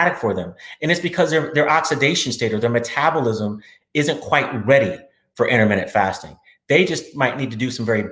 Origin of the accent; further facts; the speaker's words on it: Austin, Texas, United States; I'm from Austin, Texas